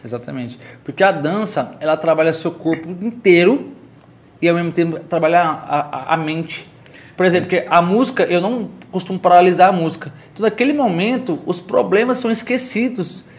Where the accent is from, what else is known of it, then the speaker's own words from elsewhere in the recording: Caldas Novas, Goiás, Brazil; also born or lived in São Paulo; Sou filho de sou filho de Caldas Novas, filho do Santa Efigênia. Cresci no Santa Efigênia